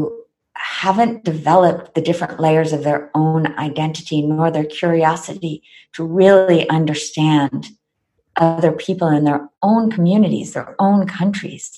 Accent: United States; I am American

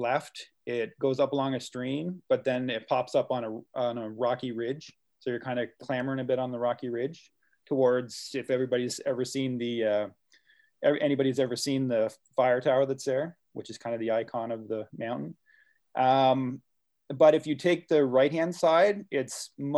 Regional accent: Miramichi, New Brunswick, Canada; I'm originally from the Miramichi

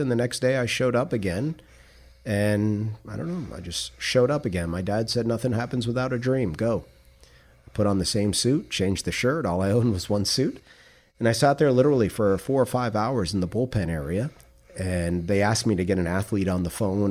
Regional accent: New York City, New York, United States; also born or lived in South Florida / Tallahassee, Florida / Jacksonville, Florida; now in Palm Beach County, United States; I grew up in Queens, New York in the seventies

